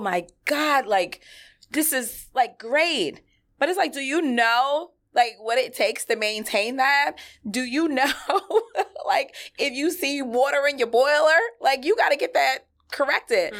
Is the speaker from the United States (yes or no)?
yes; New York City, New York, United States; I grew up in Flushing.